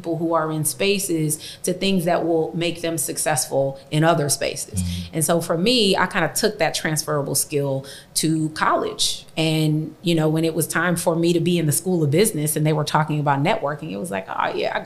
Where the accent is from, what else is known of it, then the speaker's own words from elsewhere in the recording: Compton, California, United States; growing up in Compton